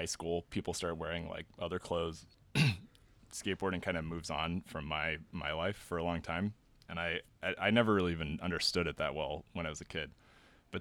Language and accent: English; California, United States; growing up in California in the like late 90s, early 2000s